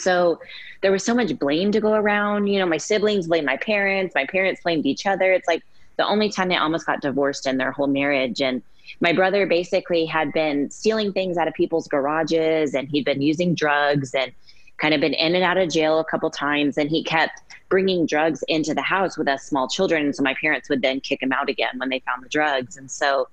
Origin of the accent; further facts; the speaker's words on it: Keller, Texas, United States; also born or lived in Dallas, Texas; I was born in Dallas, Texas, and my family moved to Keller, which is a small, quiet, safe suburb of Fort Worth when I was about 5 years old